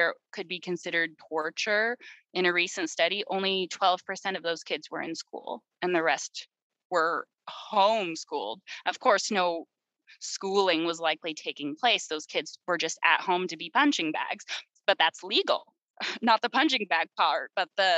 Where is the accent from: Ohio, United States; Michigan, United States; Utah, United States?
Utah, United States; the state I grew up in Utah